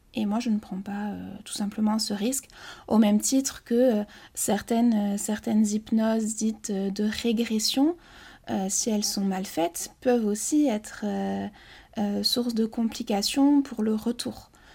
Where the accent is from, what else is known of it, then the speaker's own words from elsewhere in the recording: Basque Country, Nouvelle-Aquitaine, France; je suis originaire du Pays Basque